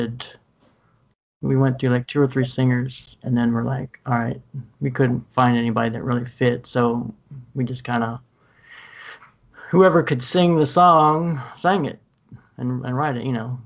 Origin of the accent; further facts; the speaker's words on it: Central Ohio, United States; moved away as an adult; I was grew up for the first 18 years in Central Ohio